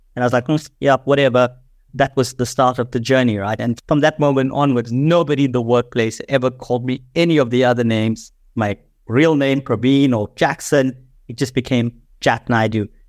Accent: South Africa; grew up in South Africa, born in the seventies in what was then apartheid South Africa

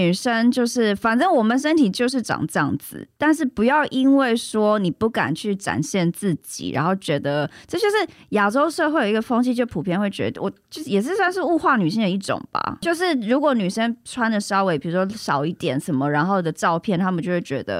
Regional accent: Taiwan; also born or lived in United States; 我刚从美国搬回来台湾的时候

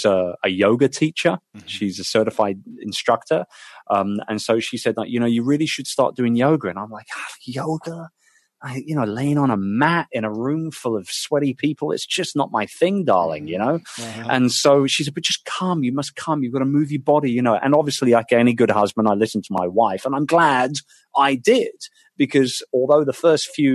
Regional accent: United Kingdom; as a Brit

